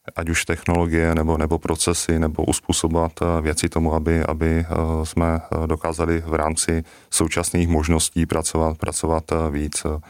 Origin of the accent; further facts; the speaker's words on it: South Moravian Region, Czechia; my jsme totiž z Jižní Moravy